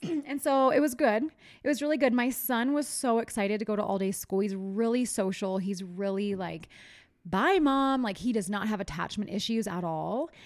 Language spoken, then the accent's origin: English; East Coast, United States; I'm from the East Coast